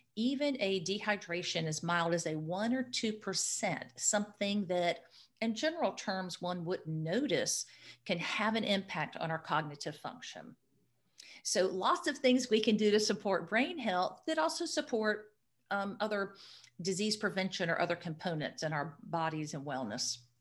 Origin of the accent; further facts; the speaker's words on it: Florida, United States; I am a Florida native, a very proud Florida native